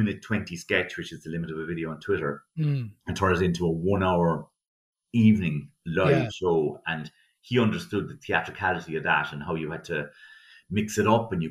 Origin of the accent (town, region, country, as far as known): Cork, Munster, Ireland; moved away as an adult; also born or lived in Dublin